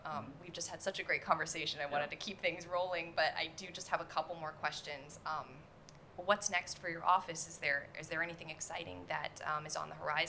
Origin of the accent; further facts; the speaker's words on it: Pittsburgh, Pennsylvania, United States; moved away as an adult; also born or lived in Jefferson Parish, Louisiana; now in New Orleans area, United States; I'm originally from Pittsburgh, but I've been down here, I've been with JEDCO 11 years now